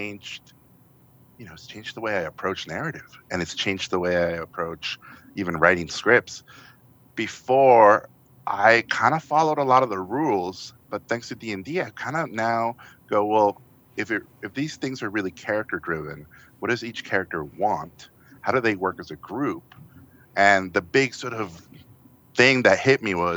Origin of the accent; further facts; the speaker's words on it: Tijuana, Baja California, Mexico; English is a second language; moved away; I grew up in the border in Tijuana